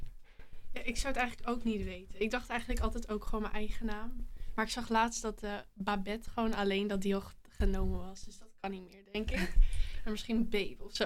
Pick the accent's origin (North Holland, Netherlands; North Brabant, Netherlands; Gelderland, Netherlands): North Holland, Netherlands; Hoorn; ik kom uit Horen